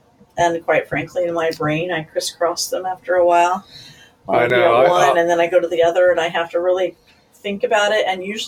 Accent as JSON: {"language": "English", "region": "Missouri", "country": "United States", "tie": "born or raised there", "said": "Well, yeah, the Southern... don't get me started with the Southern talk, but I love that, all that Southern charm and the Southern."}